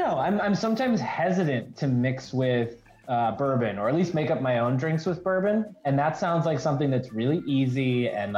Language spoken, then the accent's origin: English; northern Connecticut, United States; now in Detroit, United States; I'm from like the northern part of Connecticut, right along the Massachusetts border